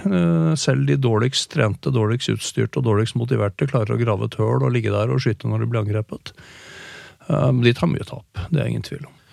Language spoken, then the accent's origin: Norwegian; Norway; hjemme i Norge